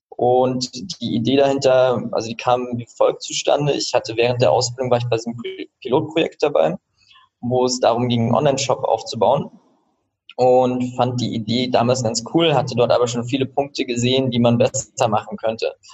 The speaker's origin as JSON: {"language": "German", "country": "Switzerland", "tie": "born or raised there", "also_born_or_lived": "Rostock, Germany / Austria", "said": "Genau, also ich"}